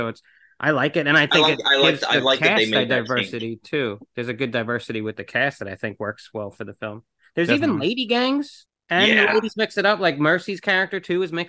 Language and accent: English; New York, United States; I'm not from the city, but I am from New York